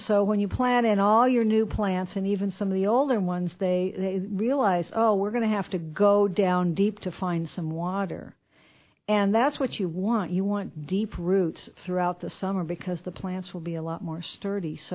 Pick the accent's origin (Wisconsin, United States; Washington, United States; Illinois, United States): Illinois, United States; Quincy; moved away; I grew up in Quincy, and then I moved away for a long time.